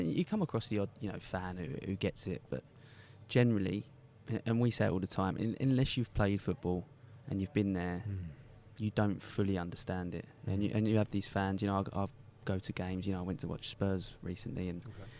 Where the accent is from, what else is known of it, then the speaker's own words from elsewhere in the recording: Basildon, East of England, United Kingdom; I was from Basildon